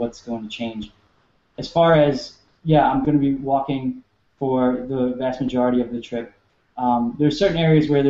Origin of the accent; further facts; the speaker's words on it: New York City, New York, United States; moved away as an adult; also born or lived in Delaware / Southern California / Midwest; I was born and raised in New York City